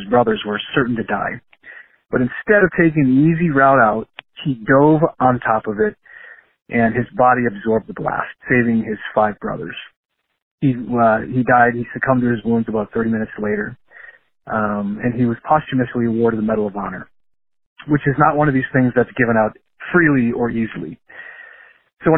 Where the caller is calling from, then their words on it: Wisconsin, United States; I'm calling from Wisconsin.